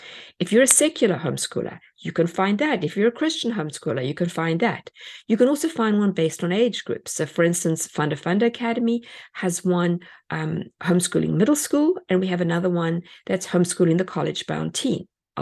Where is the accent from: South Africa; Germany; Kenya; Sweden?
South Africa; moved away; We came from South Africa and everything was on a boat.